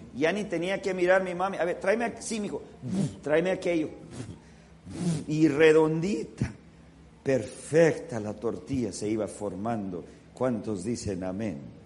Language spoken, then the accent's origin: Spanish; California, United States; moved away as an adult; also born or lived in Los Angeles; now in Washington, D.C., United States; siempre se sabe quiénes son los californianos porque cuando comienza a nevar salimos a jugar en la nieve